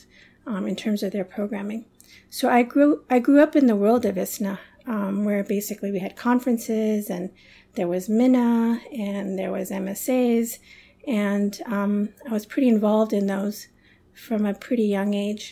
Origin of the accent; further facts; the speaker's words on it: Toronto, Ontario, Canada; also born or lived in London / Karachi / Chicago; now in Toronto, Canada; I was born in London, but my family, when I was 5 years old, we moved to Toronto, to Canada